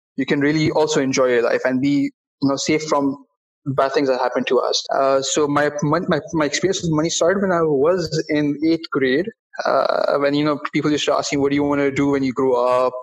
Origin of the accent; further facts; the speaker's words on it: Bahrain; in my home country of Bahrain